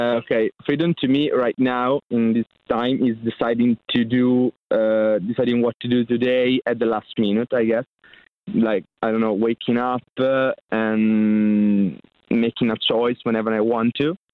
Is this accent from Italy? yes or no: yes; Emilia-Romagna, Italy; English is a second language; we're from Italy